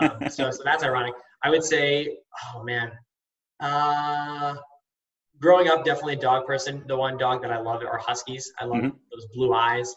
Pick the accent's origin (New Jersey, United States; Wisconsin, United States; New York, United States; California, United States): Wisconsin, United States; Green Bay; I was born in Green Bay, Wisconsin